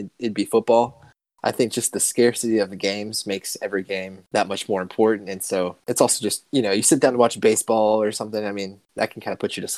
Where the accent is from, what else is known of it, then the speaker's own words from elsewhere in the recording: Nashville, Tennessee, United States; also born or lived in Lubbock, Texas; growing up in Nashville